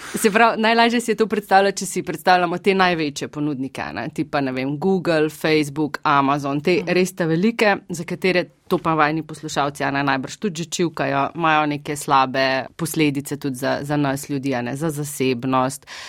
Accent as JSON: {"language": "Slovenian", "country": "Slovenia", "said": "mi, ki smo iz Slovenija"}